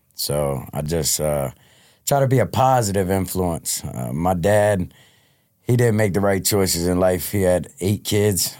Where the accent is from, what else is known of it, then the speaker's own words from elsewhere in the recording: Delaware, United States; born and raised in Delaware